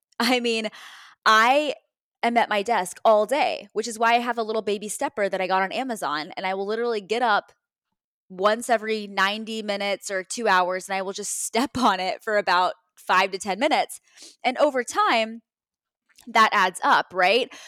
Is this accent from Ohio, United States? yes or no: no; Texas, United States; now in Cleveland, United States; I'm from Texas originally, right? So, my, my parents are out there